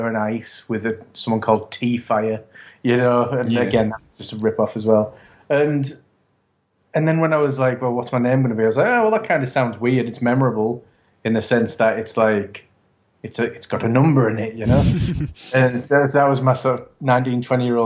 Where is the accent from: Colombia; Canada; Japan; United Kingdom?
United Kingdom; England; I'm English